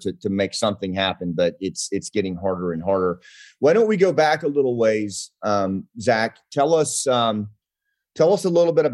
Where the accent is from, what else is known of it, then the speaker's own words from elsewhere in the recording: Mount Ida, Arkansas, United States; moved away; my little town that I grew up in Mount Ida, Arkansas, like we didn't even have a stoplight